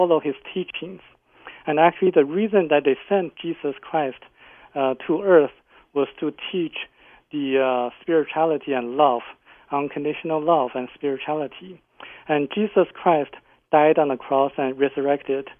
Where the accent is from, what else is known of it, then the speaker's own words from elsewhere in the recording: China; I come from China